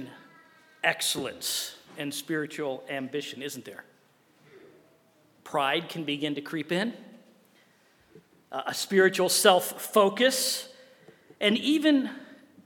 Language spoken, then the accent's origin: English; Wheaton, Illinois, United States; I grew up in Wheaton, Illinois, right at the center of the Bible Belt of the Midwest.